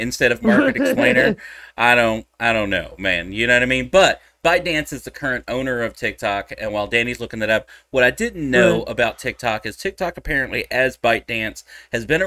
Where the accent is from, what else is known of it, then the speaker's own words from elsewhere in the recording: Texas, United States; I'm a Texan